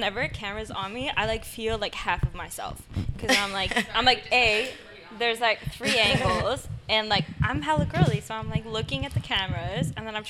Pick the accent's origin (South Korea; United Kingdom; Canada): Canada; Vancouver, British Columbia; born or raised there